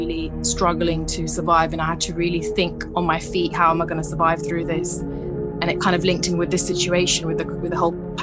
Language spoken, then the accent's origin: English; London, United Kingdom; I was born in London, been living here pretty much all my life